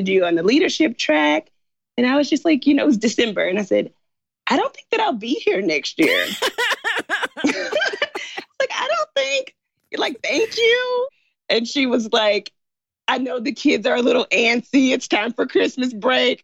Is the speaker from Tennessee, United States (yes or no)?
yes; Memphis, Tennessee, United States; moved away as an adult; also born or lived in China; I'm from Memphis. My parents are in Memphis.